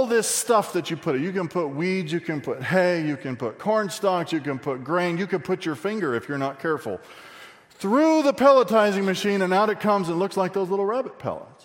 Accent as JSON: {"language": "English", "region": "Texas", "country": "United States", "said": "I say I'm from Texas"}